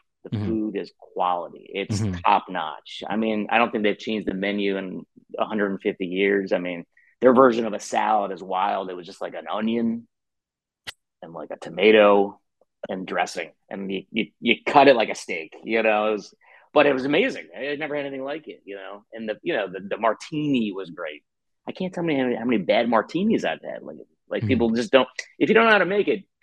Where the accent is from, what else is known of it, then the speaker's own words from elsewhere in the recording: New York, United States; I'm a pro Philly New Yorker.